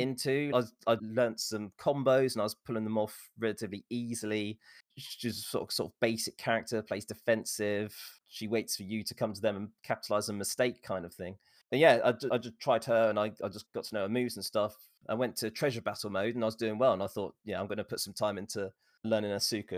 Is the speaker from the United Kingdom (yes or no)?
yes; England, United Kingdom; born and raised in England